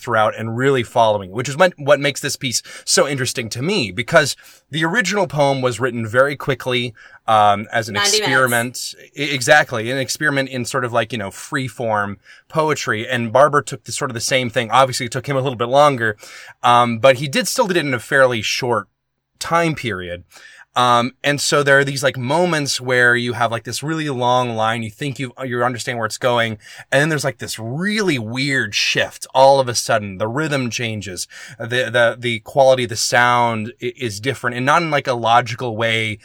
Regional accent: the South, United States; moved away; I'm from the South

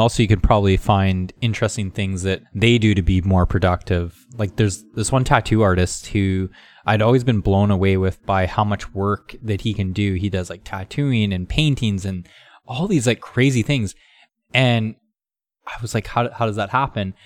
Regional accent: Canada; now in California, United States; I grew up in Canada, so it was cold in the winter.

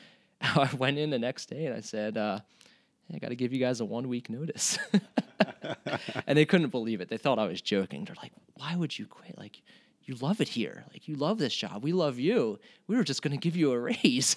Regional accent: Hatboro, Pennsylvania, United States; moved away as an adult; also born or lived in Ketchikan, Alaska; growing up in Hatboro, Pennsylvania

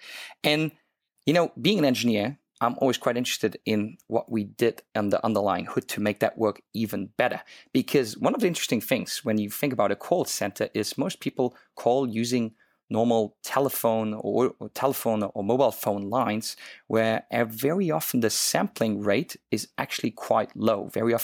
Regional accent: Luxembourg; English is a second language; now in Hong Kong; if the listener actually wondered why my accent sounds so funny, I'm not originally from Hong Kong. I'm actually from a small little country called Luxembourg, and lived in so many different countries and started speaking different languages.

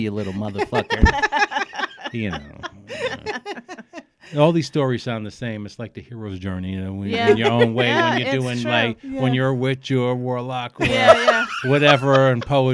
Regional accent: New York City, New York, United States; born or raised there; also born or lived in Alphabet City, Lower East Side, New York / Brooklyn

